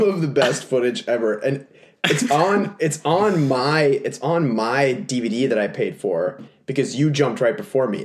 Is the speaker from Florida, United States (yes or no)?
no; Texas, United States; moved away; my home state that's of right. Texas